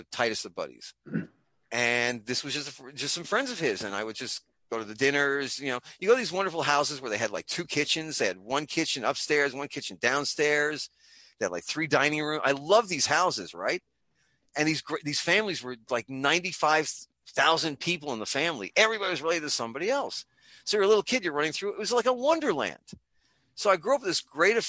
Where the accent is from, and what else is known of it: New York City, New York, United States; born or raised there; now in Tampa Bay, United States